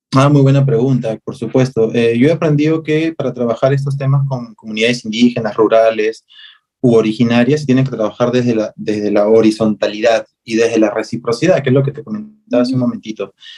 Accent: Peru; a nosotros nos define, no solo como peruanos

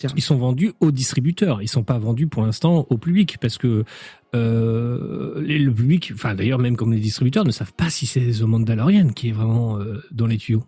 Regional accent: France; nous sommes français

